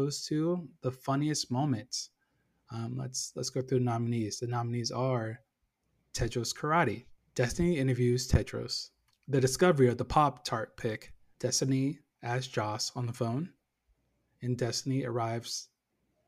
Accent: Northern Virginia, United States; moved away; my hometown in about, going to, Nova, Northern Virginia

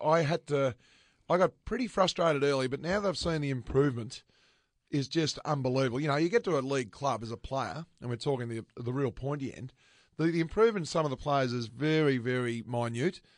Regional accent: Bungaree, Victoria, Australia; I was brought up in Bungaree. So, the Central Highlands

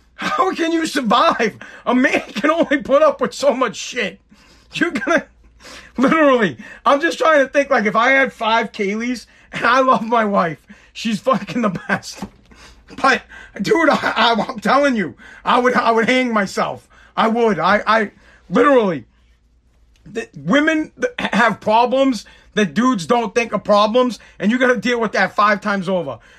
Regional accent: Massachusetts, United States; also born or lived in Revere, Massachusetts; I'm from Massachusetts

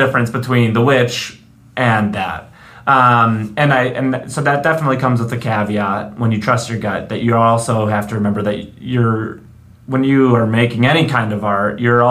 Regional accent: Chicago, Illinois, United States; I'm from Chicago

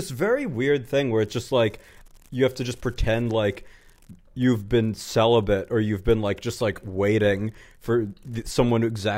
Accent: New York, United States; I grew up in New York and was around them

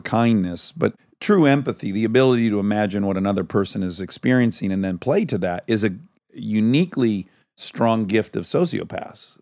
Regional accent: suburb of Detroit, Michigan, United States; I'm from kind of very working class area, uh, suburb of Detroit

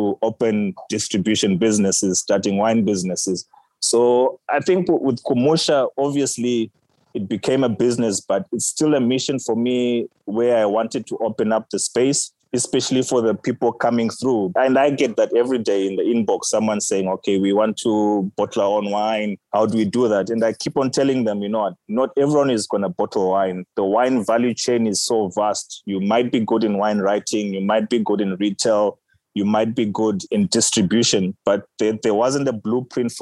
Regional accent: Harare, Zimbabwe; moved away as an adult; now in South Africa; what I grew up eating back in Zimbabwe

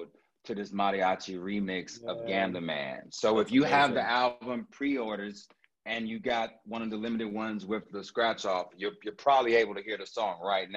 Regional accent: Houston, Texas, United States; growing up in Houston, growing up in Texas

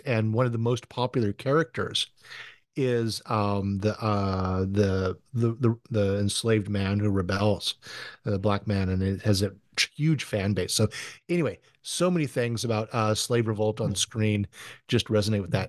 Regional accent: United States; also born or lived in California / Hawaii / Southern France; I'm from California and Hawaii

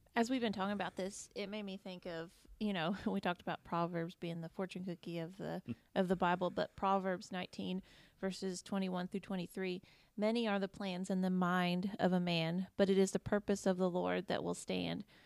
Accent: Indiana, United States; moved away as an adult; also born or lived in Kentucky; I grew up in Indiana

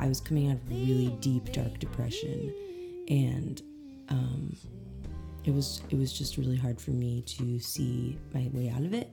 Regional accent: Eureka Springs, Arkansas, United States; also born or lived in Conway, Arkansas; I'm originally from Eureka Springs area

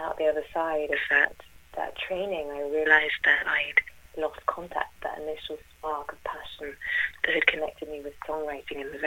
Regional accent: London, United Kingdom; I was born in London

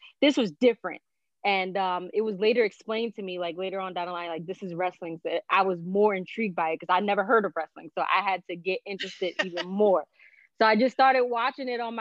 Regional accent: Newark, New Jersey, United States; I'm originally from Newark, New Jersey. Do have a Puerto Rican heritage

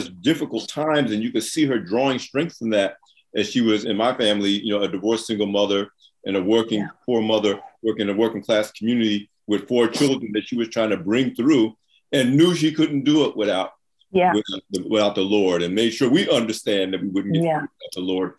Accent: New York City, New York, United States; I'm a New Yorker

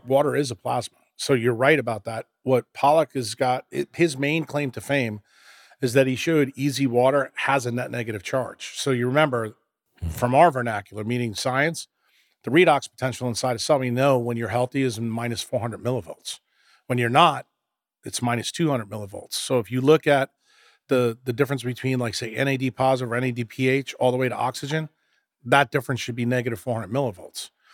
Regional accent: New York, United States; when you and I grew up in New York

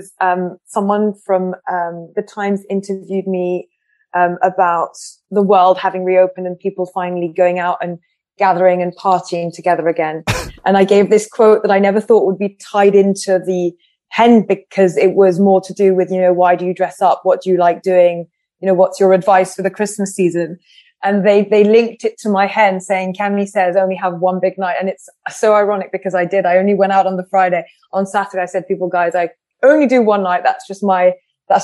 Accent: France; moved away; I grew up in France. I grew up speaking English, but I grew up, I didn't learn English at school

